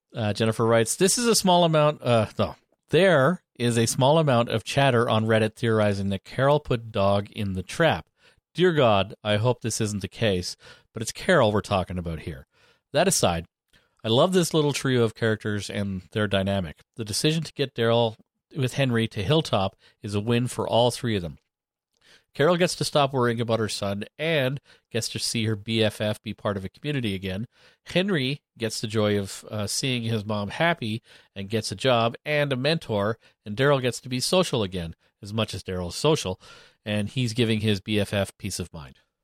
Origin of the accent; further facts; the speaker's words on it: Canada; being Canadian